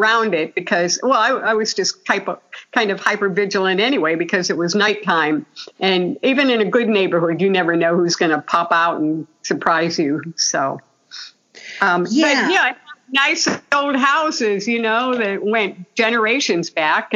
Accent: Portage Lakes, Ohio, United States; moved away as an adult; also born or lived in California; I was, Portage Lakes, Ohio, out on Canova Parnell Drive, just out in the rural area, surrounded by lakes. It was a beautiful place to grow up

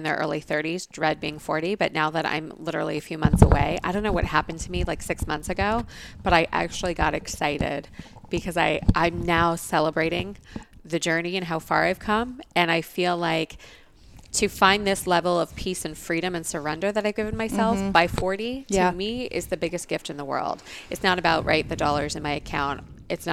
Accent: Los Angeles, California, United States; moved away as an adult; also born or lived in Tucson, Arizona; now in Scottsdale, United States; I grew up in Los Angeles. I moved here 2.5 years ago

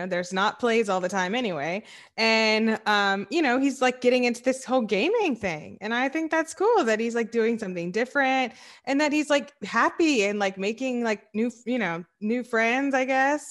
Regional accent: the South, United States; I'm from the South

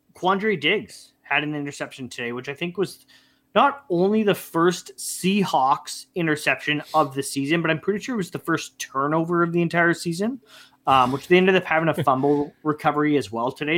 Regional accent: Canada; being Canadian, we're hockey guys

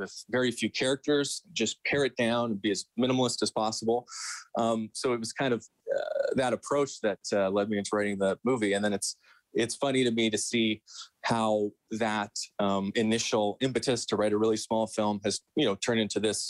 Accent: St. Albert, Alberta, Canada; I'm from here. I grew up outside of Edmonton in St. Albert. So I'm born and bred.

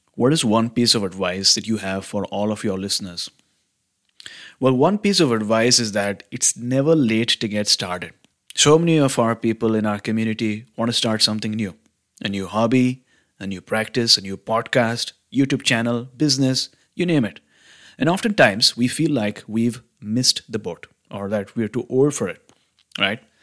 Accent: Mumbai, Maharashtra, India; now in Vancouver, Canada; I'm originally from Mumbai, in India, which is a large city in the western state of Maharashtra.

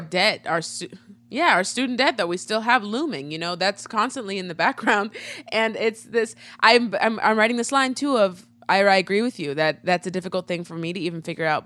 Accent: Nebraska, United States; in Nebraska, in my home state

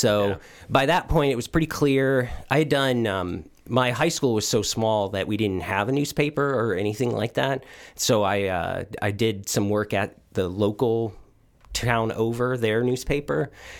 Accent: Hanover, Indiana, United States; I grew up in Hanover, Indiana. So, Hanover, Indiana is about a town of about 2,000 people in southern Indiana.

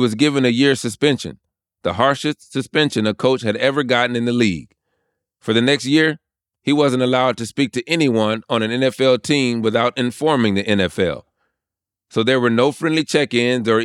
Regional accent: the South, United States; I grew up in the South, where football is a part of the cultural DNA.

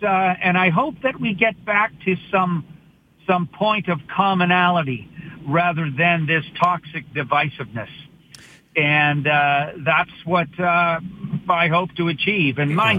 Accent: Canada; as a Canadian comedian

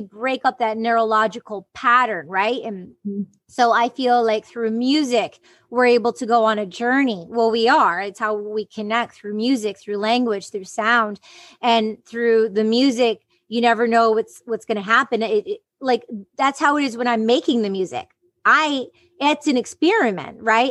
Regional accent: Detroit, Michigan, United States; growing up in the Detroit underground music scene

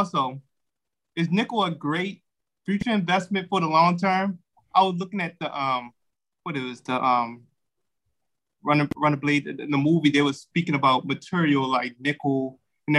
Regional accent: Baltimore, Maryland, United States; I'm from Baltimore, Maryland, and grew up in Cherry Hill

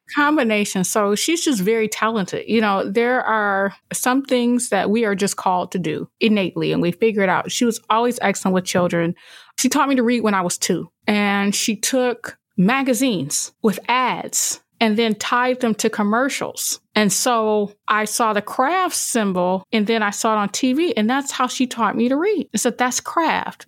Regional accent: Toledo, Ohio, United States; I came back to my hometown of Toledo

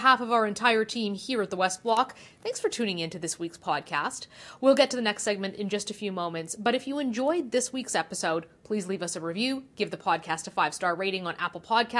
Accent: Calgary, Alberta, Canada; moved away; I'm concerned as a Calgarian about our city, as a Canadian about cities all across this country.

